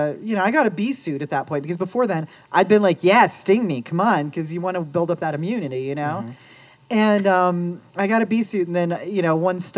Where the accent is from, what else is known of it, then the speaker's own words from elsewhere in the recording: Lakewood, Colorado, United States; also born or lived in Ohio / Denver, Colorado; I grew up in Lakewood, actually. So I grew up in Green Mountain and moved down to Capitol Hill when I was 18